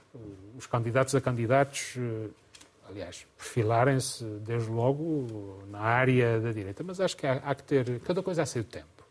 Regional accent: Covoada, Azores, Portugal; melhor terra do mundo, não é melhor terra do mundo. É onde nasci, onde cresci

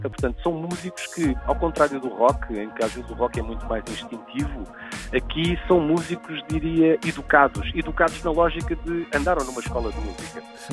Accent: Portugal; como portugueses

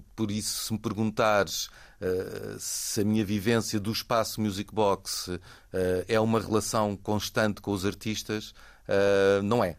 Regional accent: Lisbon, Portugal; also born or lived in Denmark; sempre morei em Lisboa e nasci em Lisboa

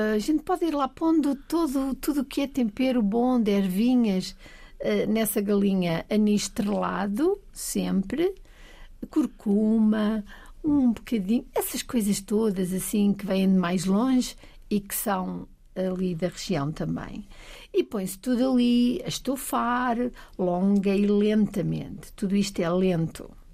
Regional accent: Bragança, Norte, Portugal; moved away as an adult; also born or lived in Alentejo; cresci em Trás-os-Montes, cresci em Bragança

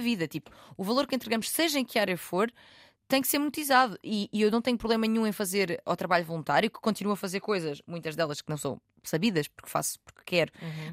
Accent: Algarve, Portugal; eu sou do Algarve

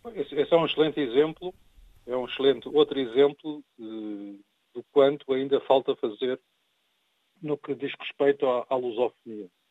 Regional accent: Portugal; sou cidadão português, no sentido de que nasci em Portugal

